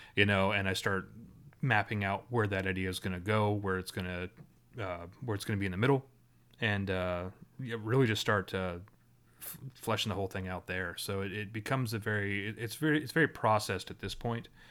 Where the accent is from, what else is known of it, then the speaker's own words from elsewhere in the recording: Ottawa, Ontario, Canada; I grew up in Ottawa